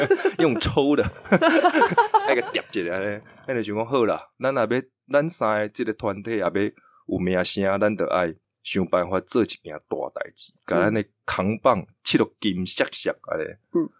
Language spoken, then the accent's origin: Chinese; Chiayi, Taiwan; accent: Zhangzhou-leaning mixed Zhangzhou-Quanzhou; first language Taiwanese Hokkien; Chinese is a second language; moved away as an adult; 十八岁十九岁离开嘉义，然后后来就一年回去一次，